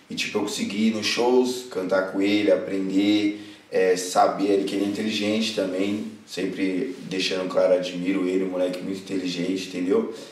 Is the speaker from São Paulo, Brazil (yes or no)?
yes; Itapecerica da Serra, São Paulo, Brazil; A gente é de Tapsirica da Serra, né? Eu nasci lá, acredito que o Lucas também.